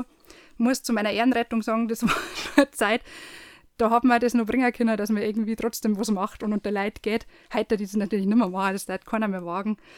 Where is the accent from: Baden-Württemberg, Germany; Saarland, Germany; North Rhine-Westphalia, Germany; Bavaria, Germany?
Bavaria, Germany; Landshut; now in Erding district, Germany; bin gebürtige Landshuterin, wohne jetzt aber im Landkreis Erding